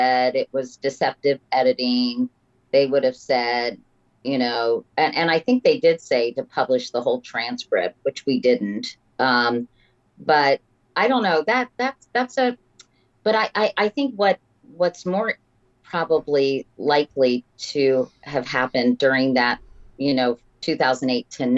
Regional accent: Washington, United States; I grew up with WTOP in Washington

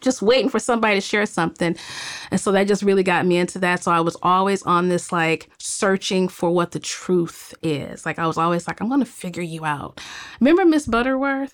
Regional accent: Cleveland, Ohio, United States; moved away as an adult; also born or lived in Greensboro, Alabama / Miami, Florida; now in Los Angeles, United States; I'm growing up in Cleveland, Ohio, and, um, I left, uh, probably in two thousand three

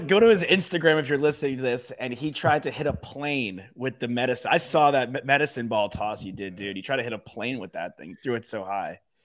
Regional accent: Merrick, New York, United States; I'm from Long Island

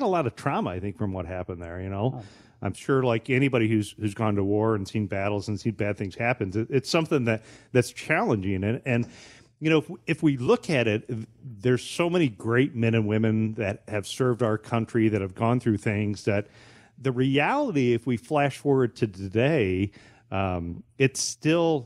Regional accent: Bryan, Ohio, United States; now in Waterville, United States; I grew up in Bryan, Ohio, so about an hour west of here

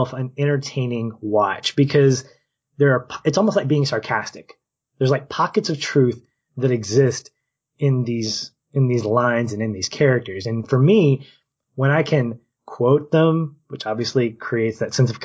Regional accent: Little Rock, Arkansas, United States; now in Tampa, United States; we're from Little Rock metro area

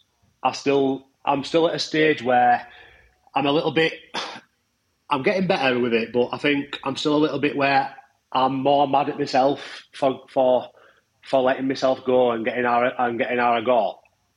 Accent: Barnsley, Yorkshire and the Humber, United Kingdom; from Barnsley, married with two boys

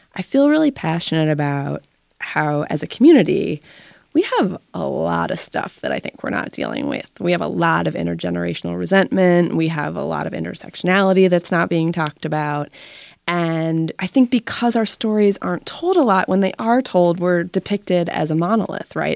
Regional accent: Pittsburgh, Pennsylvania, United States; I grew up in Pittsburgh

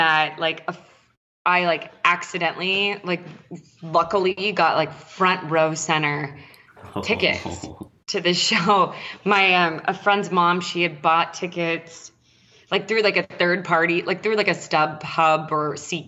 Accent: San Diego, California, United States; I'm from San Diego

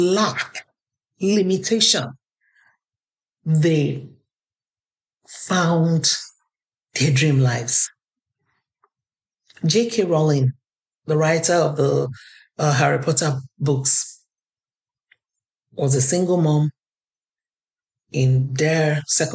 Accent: Nigeria; now in Canada; I'm Nigerian Canadian

